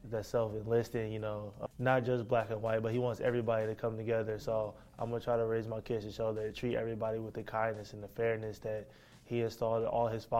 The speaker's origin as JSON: {"language": "English", "town": "Clarksville", "region": "Tennessee", "country": "United States", "tie": "born or raised there", "moved": "yes", "lives_now": "Ypsilanti, United States", "said": "from Clarksville, Tennessee."}